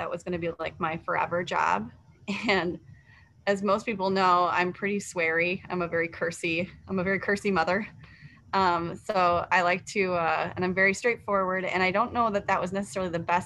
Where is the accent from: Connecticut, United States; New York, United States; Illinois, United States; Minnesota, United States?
Minnesota, United States; also born or lived in Des Moines, Iowa; I come from Minnesota. So I came back to Minnesota